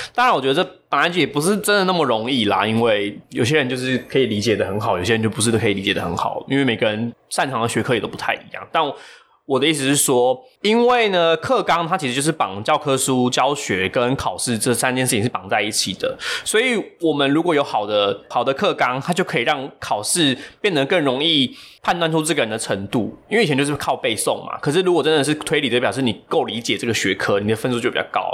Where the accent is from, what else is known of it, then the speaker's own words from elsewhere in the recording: Taiwan; 我们现在就大部分的人都不是住在对岸的人了嘛